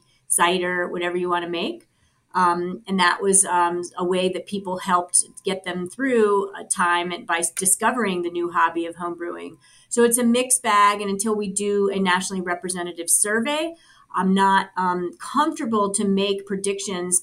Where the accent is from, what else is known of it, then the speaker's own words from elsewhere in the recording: Colorado, United States; my home state of Colorado